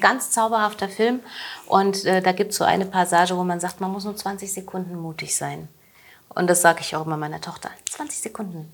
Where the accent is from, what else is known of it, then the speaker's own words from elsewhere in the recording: Hesse, Germany; now in Leipzig, Germany; also meine Mama, ihre Omi, wir kommen aus Hessen und wir leben in Leipzig